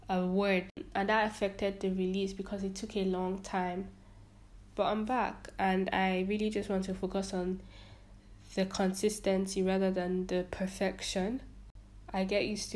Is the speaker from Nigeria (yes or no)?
yes; Nigeria; I am a Nigerian